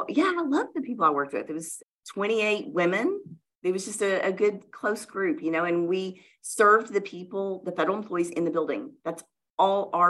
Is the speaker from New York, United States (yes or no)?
no; Louisiana, United States; moved away as an adult; now in Oklahoma City, United States; So I grew up in the South, in Louisiana.